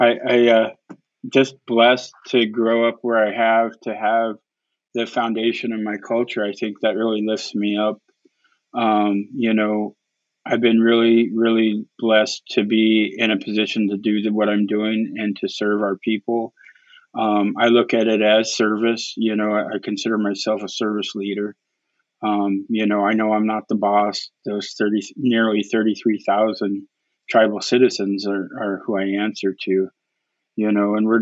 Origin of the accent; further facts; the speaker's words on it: Prince of Wales Island, Alaska, United States; I come from Prince of Wales Island